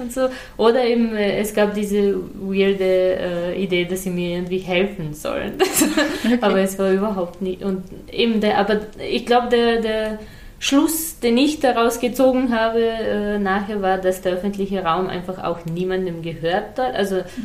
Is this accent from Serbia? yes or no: yes; Serbia; born or raised there; first language Serbian; German is a second language; moved away